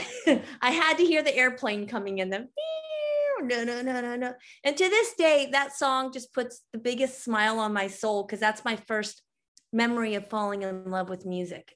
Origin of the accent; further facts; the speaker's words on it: New Mexico, United States; I grew up in New Mexico